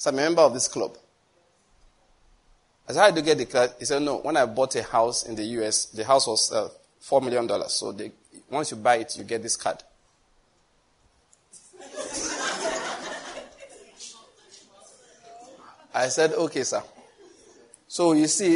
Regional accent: Nigeria; I came from Nigeria

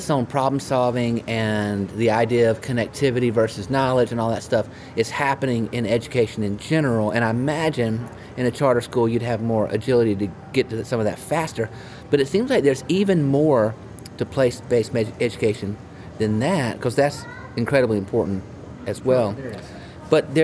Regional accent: Rock Hill, South Carolina, United States; I grew up in Rock Hill

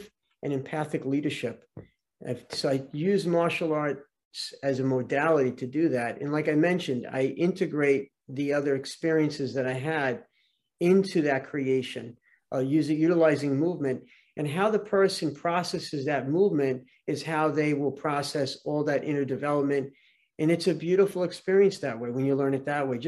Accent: Brooklyn and Long Island, New York, United States; I grew up in Brooklyn and Long Island

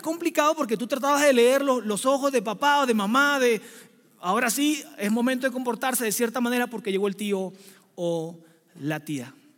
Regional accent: Venezuela; now in Mexico City, Mexico; soy venezolano

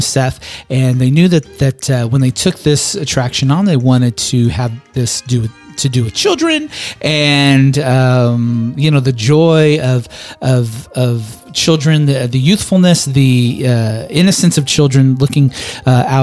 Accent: West Coast, United States; moved away; growing up on the West Coast

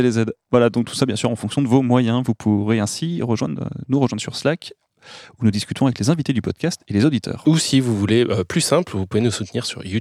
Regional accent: Lyon, Auvergne-Rhône-Alpes, France; je, viens de Lyon.

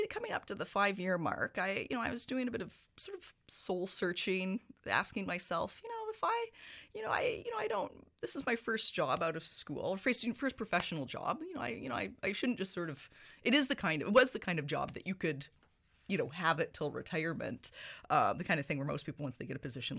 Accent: Victoria, British Columbia, Canada; moved away as an adult; now in Kingston, Canada; So I've lived in Kingston for the past 12 years. I moved here in 2006, but I'm from Victoria, BC originally. So I'm a West Coaster, born and raised on the island.

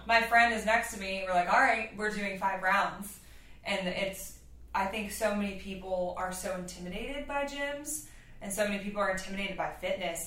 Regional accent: Louisiana, United States; moved away; I grew up in Louisiana.

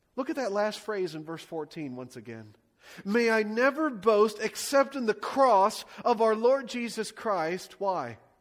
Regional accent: United States; I love being an American

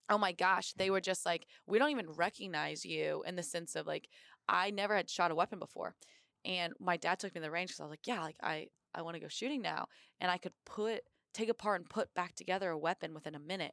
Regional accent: Indiana, United States; moved away as an adult; now in Quantico, United States; I grew up in Indiana

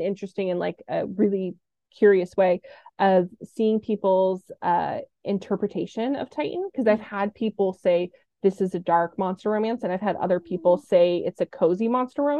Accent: Orange County, California, United States; now in Los Angeles, United States; I was born and raised in Orange County

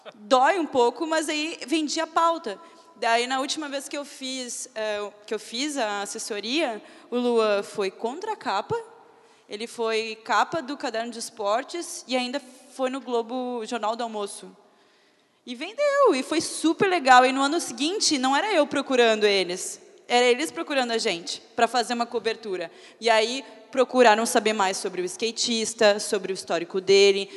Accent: Porto Alegre, Rio Grande do Sul, Brazil; now in São Paulo, Brazil; Eu sou de Porto Alegre, mas moro em São Paulo.

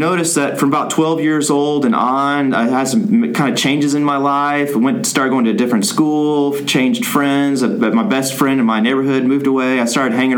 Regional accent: Plano, Texas, United States; moved away as an adult; also born or lived in Córdoba, Argentina; now in Argentina; I grew up here in the Dallas area, out in the suburb, Plano

